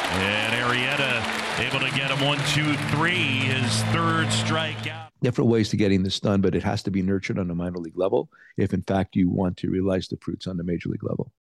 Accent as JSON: {"language": "English", "region": "Pennsylvania", "country": "United States", "also_born_or_lived": "Chicago", "moved": "yes", "said": "I'm from Pennsylvania. I've lived in a lot of places"}